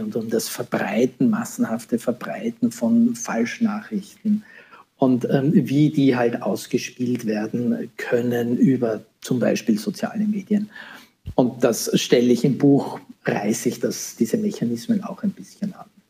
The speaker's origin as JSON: {"language": "German", "country": "Austria", "said": "hier in, in, meinem Heimatland, in Österreich"}